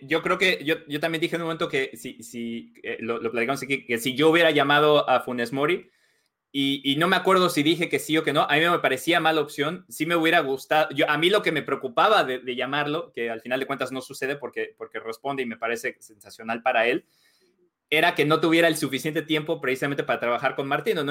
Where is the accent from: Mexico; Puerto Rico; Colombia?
Mexico; now in United States; yo crecí, yo, crecí en México, soy de México, pero vivo acá.